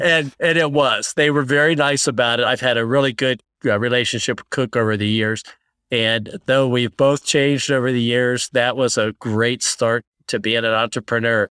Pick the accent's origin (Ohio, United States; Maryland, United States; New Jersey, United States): Ohio, United States; Columbus; they recruited me back to Columbus. So I, I came back to my hometown